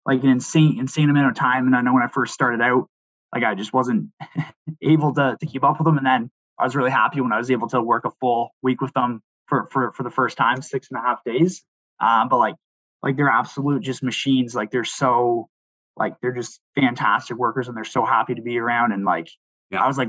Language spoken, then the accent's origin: English; Port Perry, Ontario, Canada; I'd grown up, so my hometown is Port Perry, and big farming community